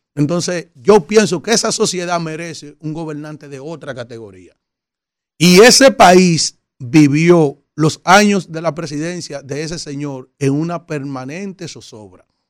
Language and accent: Spanish; Dominican Republic; Los dominicanos somos trabajadores